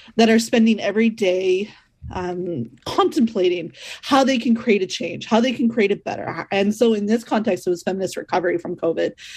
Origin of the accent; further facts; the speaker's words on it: Northern Ontario, Canada; growing up in Northern Ontario myself